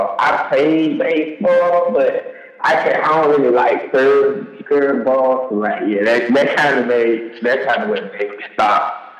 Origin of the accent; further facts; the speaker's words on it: Jonesboro, Georgia, United States; now in Selma, United States; I'm originally from Jonesboro, Georgia, but living in Selma, it has its ups and downs.